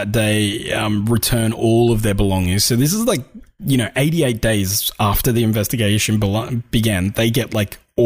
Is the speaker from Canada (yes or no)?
no; Australia; we're Australian